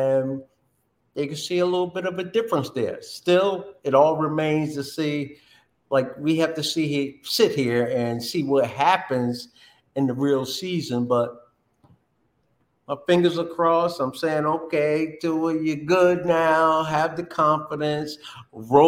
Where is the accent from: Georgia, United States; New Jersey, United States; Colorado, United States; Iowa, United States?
New Jersey, United States; Linden; Growing up, I grew up in Linden, New Jersey